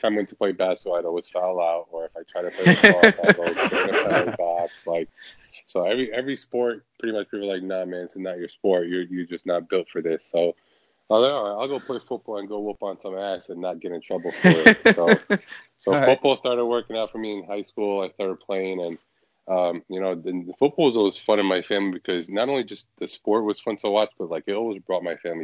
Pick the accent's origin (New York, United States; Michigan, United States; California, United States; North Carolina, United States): New York, United States; New York City; moved away as an adult; now in Detroit, United States; I was born and raised in Sunset Park